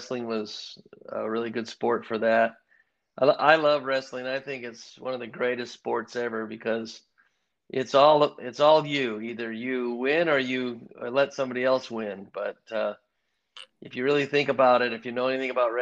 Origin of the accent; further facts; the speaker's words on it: Ames, Iowa, United States; also born or lived in Chicago, Illinois; I grew up in Ames, Iowa